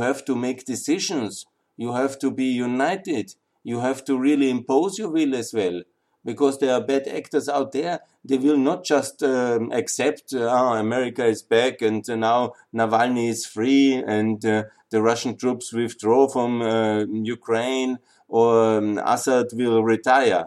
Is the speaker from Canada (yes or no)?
no; Austria; I come from Austria